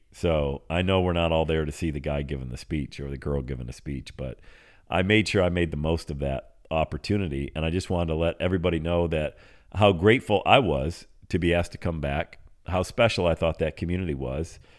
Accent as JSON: {"language": "English", "town": "Bradford", "region": "Pennsylvania", "country": "United States", "tie": "born or raised there", "moved": "yes", "said": "that's where I grew up, uh, born and raised in Bradford, P"}